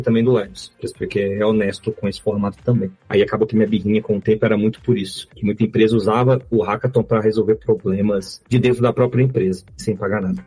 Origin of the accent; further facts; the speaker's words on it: Belo Horizonte, Minas Gerais, Brazil; sou aqui de BH, Belo Horizonte, mineiro